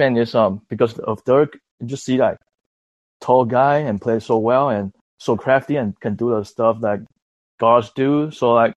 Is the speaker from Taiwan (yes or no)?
yes; Taiwan; now in Los Angeles, United States; I'm from Taiwan, but I live in LA.